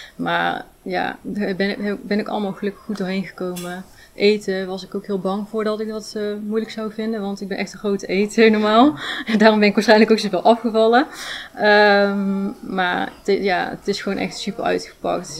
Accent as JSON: {"language": "Dutch", "area": "Ulvenhout", "region": "North Brabant", "country": "Netherlands", "moved": "as an adult", "lives_now": "Rijen, Netherlands", "said": "Ik kom uit, oorspronkelijk uit Ilvoud, dichtbij Breda in de buurt"}